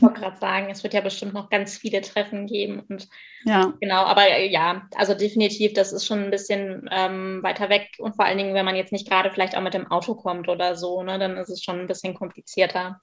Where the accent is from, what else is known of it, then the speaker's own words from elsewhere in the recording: Moers, North Rhine-Westphalia, Germany; ich komme aus Mörs, das ist am Niederrhein, das ist in der Nähe von Duisburg